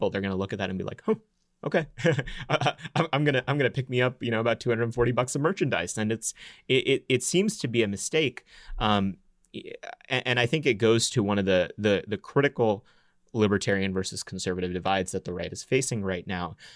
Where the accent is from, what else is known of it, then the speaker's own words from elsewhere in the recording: Texas, United States; I'm from Texas